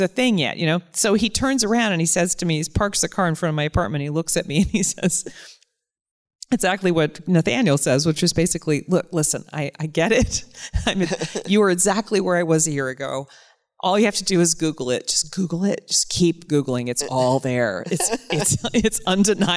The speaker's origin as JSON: {"language": "English", "region": "the North", "country": "United States", "said": "as a Northerner coming to the South"}